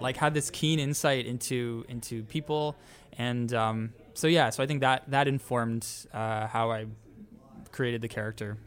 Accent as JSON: {"language": "English", "town": "Toronto", "region": "Ontario", "country": "Canada", "said": "we're each from Canada. We're each from Toronto"}